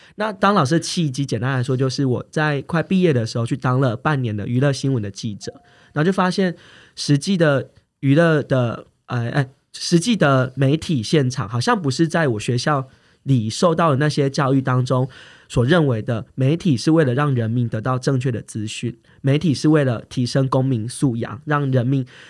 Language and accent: Chinese; rural Tainan, Taiwan; 因为我从小就来自于台南的乡下